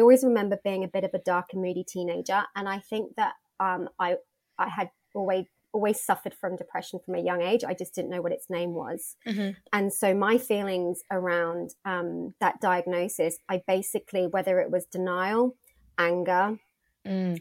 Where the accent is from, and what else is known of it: United Kingdom; born or raised there; moved away as an adult; also born or lived in Australia